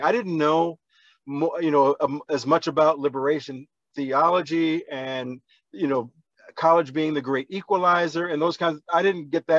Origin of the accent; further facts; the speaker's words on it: New York City, New York, United States; also born or lived in Yonkers, New York / Syracuse, New York; I grew up in the Bronx and I spent time in Yonkers, New York